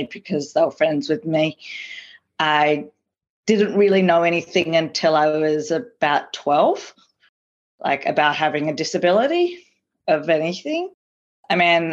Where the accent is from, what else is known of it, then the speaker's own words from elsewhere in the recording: Melbourne, Victoria, Australia; also born or lived in Prahran; I grew up in the Jewish community of Caulfield, East St Kilda, South Crawford, but I was originally living in Paran from the age of, up to the age of 5, and then I moved to East St Kilda